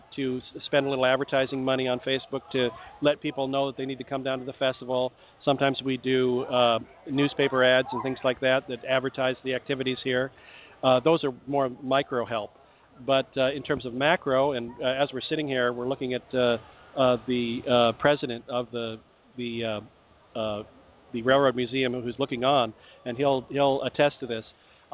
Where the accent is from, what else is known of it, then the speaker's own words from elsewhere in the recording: Washington, United States; now in Texas, United States; I'm a Yankee. I came from Washington State, so a lot of my Texas friends say I'm a wimp